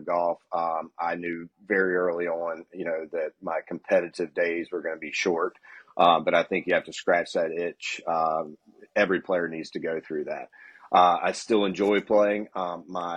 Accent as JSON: {"language": "English", "region": "Eastern North Carolina", "country": "United States", "tie": "born or raised there", "moved": "yes", "lives_now": "South Florida, United States", "said": "I grew up in Eastern North Carolina, if you can't tell from the accent"}